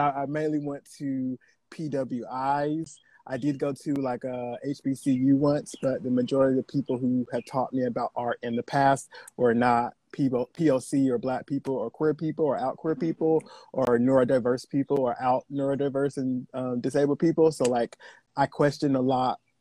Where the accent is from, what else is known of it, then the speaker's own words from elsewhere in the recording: the South, United States; also born or lived in North Carolina; now in California, United States; I'm from the South